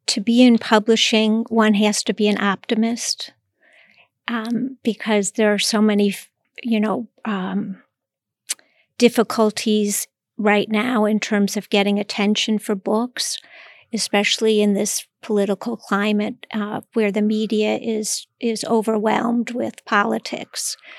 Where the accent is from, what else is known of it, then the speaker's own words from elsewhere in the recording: Cleveland, Ohio, United States; moved away as an adult; also born or lived in Iowa; now in New York, United States; I grew up in Cleveland, Ohio